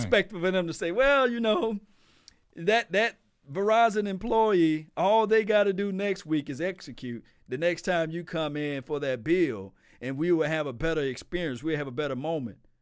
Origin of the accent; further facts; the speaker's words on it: Natchez, Mississippi, United States; I'm from Natchez, Mississippi